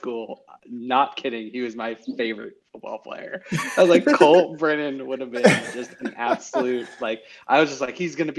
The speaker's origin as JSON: {"language": "English", "town": "Tucson", "region": "Arizona", "country": "United States", "tie": "born or raised there", "moved": "yes", "said": "I grew up in Tucson."}